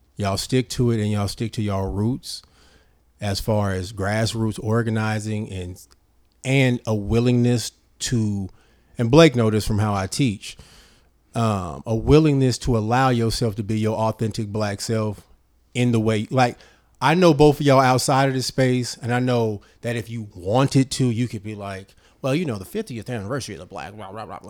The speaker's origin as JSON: {"language": "English", "town": "Richmond", "region": "California", "country": "United States", "said": "I'm from Parchester. I'm from Southside Richmond."}